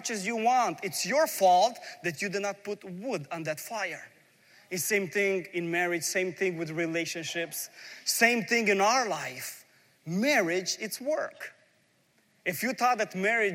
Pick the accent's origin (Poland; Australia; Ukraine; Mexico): Ukraine; moved away; I'm coming from a former Soviet Union. I was born in Ukraine. We lived a life really poor in a big family.